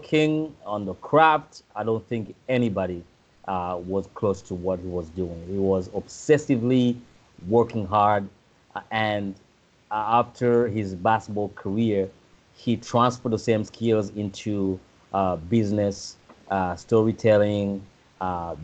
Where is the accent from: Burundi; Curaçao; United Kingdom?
Burundi; moved away; growing up in Burundi